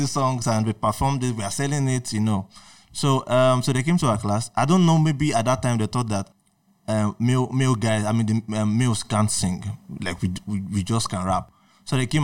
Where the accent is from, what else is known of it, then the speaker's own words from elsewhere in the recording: Akure, Ondo, Nigeria; also born or lived in Ogun State, Nigeria; I grew up in Akure, understood, Nigeria